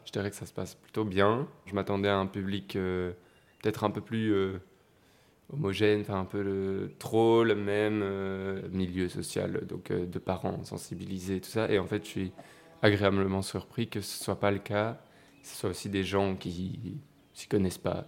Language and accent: French; Mons, Wallonia, Belgium; j'ai 18 ans et donc je viens de Mons